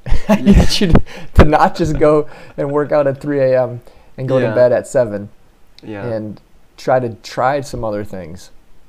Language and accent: English; Milwaukee, Wisconsin, United States; born and raised in Milwaukee, I'm obviously still here because I like it.